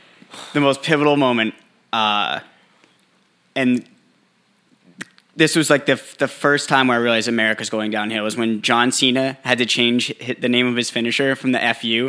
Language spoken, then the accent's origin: English; New Hampshire, United States; I'm from New Hampshire